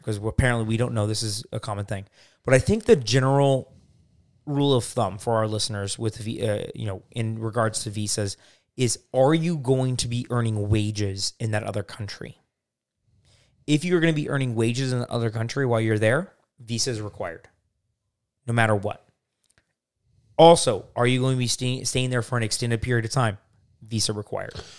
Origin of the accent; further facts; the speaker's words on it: Arizona, United States; I'm, I'm from Arizona